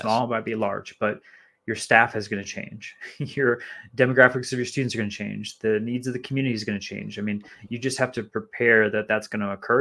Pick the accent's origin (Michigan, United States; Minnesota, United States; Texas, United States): Minnesota, United States; moved away; growing up in Minnesota